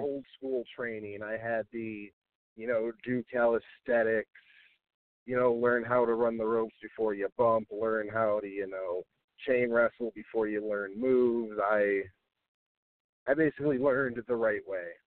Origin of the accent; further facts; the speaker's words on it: Rochester, New York, United States; out of the Rochester area, my hometown where I'm from